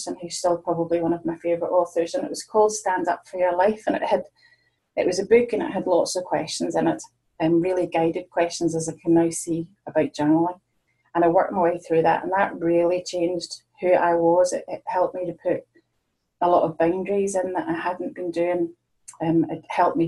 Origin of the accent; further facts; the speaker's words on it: Northern Ireland, United Kingdom; now in Ayrshire, United Kingdom; I'm based in Ayrshire now. I'm originally from Northern Ireland, but I've been living here since 1994.